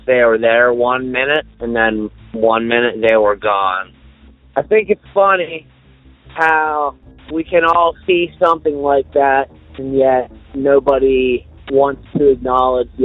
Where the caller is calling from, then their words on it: Boulder, Colorado, United States; I am from Boulder, Colorado, and I'm calling to report a UFO sighting